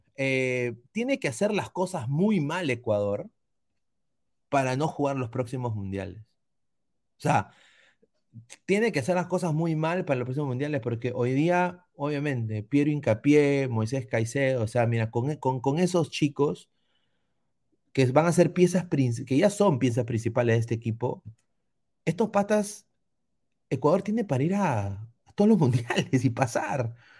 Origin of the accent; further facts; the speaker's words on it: Peru; now in United States; yo soy peruano